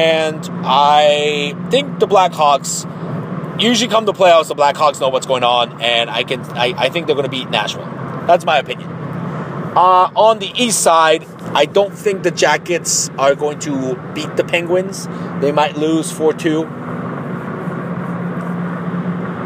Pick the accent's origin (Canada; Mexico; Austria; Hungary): Mexico; Tijuana, Baja California; I was born in Tijuana, Mexico